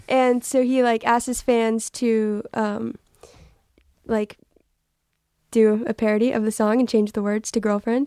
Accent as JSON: {"language": "English", "region": "Texas", "country": "United States", "said": "I'm from Texas"}